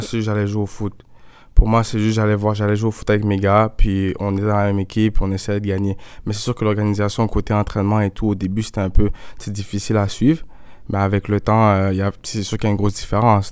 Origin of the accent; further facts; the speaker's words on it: Montreal, Quebec, Canada; moved away as an adult; also born or lived in Laval / United States / Germany; J'ai grandi ici, je suis né à Montréal.